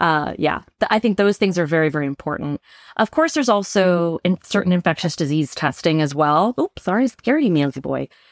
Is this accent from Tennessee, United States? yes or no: no; Bay Area, California, United States; moved away as an adult; now in San Diego, United States; I'm from the Bay Area originally